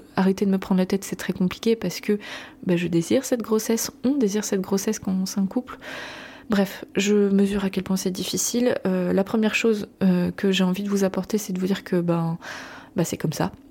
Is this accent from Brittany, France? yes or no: yes; Brittany, France; en tant que bretonne